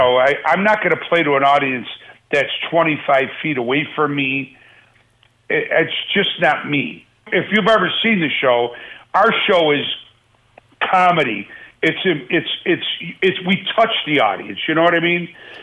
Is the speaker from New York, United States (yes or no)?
yes; Buffalo, New York, United States; I love my hometown, man. I really do. And it'll always be, you know, back home to me. And for Buffalo to, after all these years, I mean, I lived there in the glory days of the Jim Kelly days